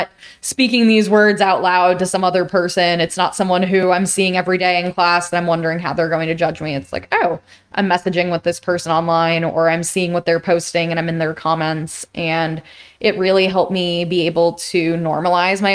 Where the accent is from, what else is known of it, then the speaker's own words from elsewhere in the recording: New York, United States; I grew up in New York